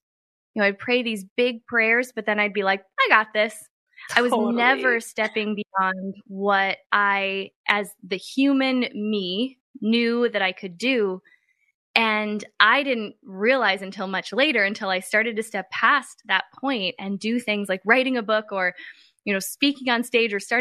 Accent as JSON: {"language": "English", "region": "Midwest", "country": "United States", "tie": "born or raised there", "said": "I grew up in a very small town. I came from the Midwest."}